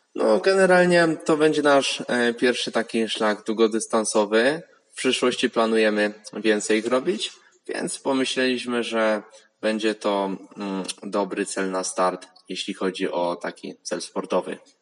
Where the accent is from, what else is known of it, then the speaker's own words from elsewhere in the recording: Łódź, Łódź Voivodeship, Poland; jestem z Łodzi